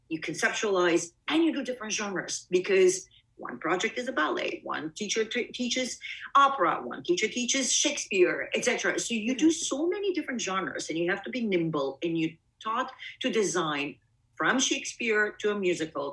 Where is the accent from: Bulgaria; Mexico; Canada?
Bulgaria; also born or lived in Greece / East Coast, United States; now in United States; Obviously I'm not an American. I was born in Bulgaria, but my family and I left.